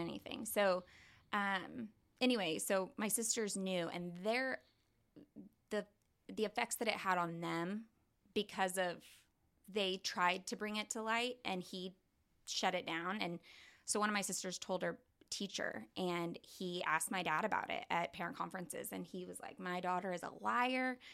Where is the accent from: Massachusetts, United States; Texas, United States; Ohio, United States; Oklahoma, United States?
Oklahoma, United States; Tulsa; also born or lived in Norman, Oklahoma / Keys, Oklahoma; we moved here, um, in Tulsa to Union Public Schools.